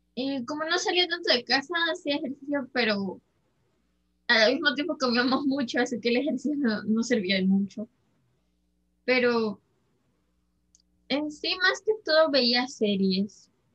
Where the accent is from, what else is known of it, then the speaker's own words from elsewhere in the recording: Peru; somos peruanos